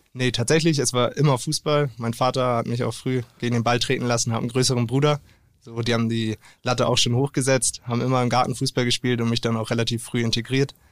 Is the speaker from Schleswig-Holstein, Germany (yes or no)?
yes; Delingsdorf, Schleswig-Holstein, Germany; now in Ahrensburg, Germany; ich bin aufgewachsen in Delingsdorf